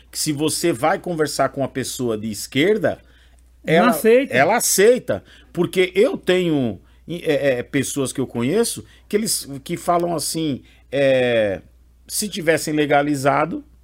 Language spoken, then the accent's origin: Portuguese; Brazil; Eu sou brasileiro, lutador trabalhador pra caramba.